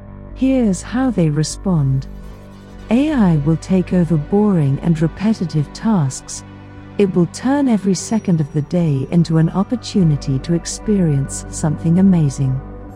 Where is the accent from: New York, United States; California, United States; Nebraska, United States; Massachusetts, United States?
New York, United States; I'm a hybrid writer. I'm from New York.